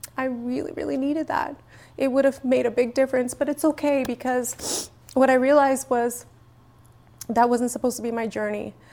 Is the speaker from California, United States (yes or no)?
no; New York City, New York, United States; first language English; I really was growing up in the Bronx